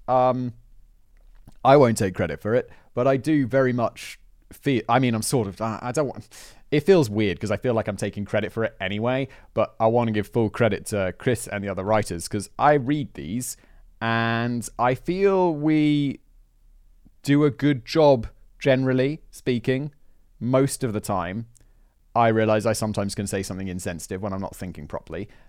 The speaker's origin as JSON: {"language": "English", "country": "United Kingdom", "said": "as a British, as a Brit"}